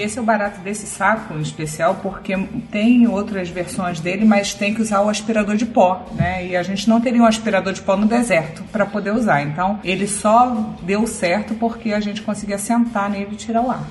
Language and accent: Portuguese; Rio de Janeiro, Brazil; now in Santos, Brazil; eu sou carioca